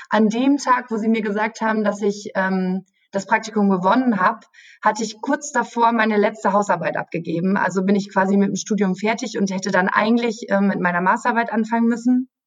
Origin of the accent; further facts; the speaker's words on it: Münster, North Rhine-Westphalia, Germany; Also ich komme aus Münster, das ist so eine Stunde entfernt.